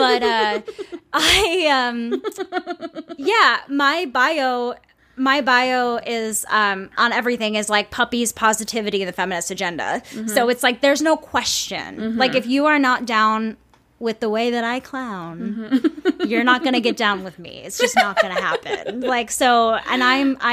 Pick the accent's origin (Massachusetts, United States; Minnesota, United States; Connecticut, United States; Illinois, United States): Minnesota, United States; St. Paul; I'm from Minnesota. I mean, I'm from St. Paul